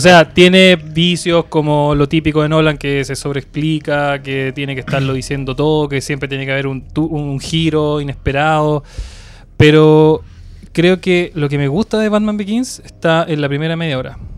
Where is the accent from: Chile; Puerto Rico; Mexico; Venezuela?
Chile; Valparaíso; soy de Valparaíso